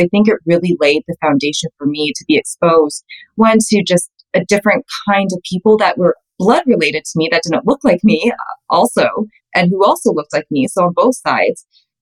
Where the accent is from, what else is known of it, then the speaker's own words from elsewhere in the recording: Calgary, Alberta, Canada; I'm Canadian. I'm born and raised in Calgary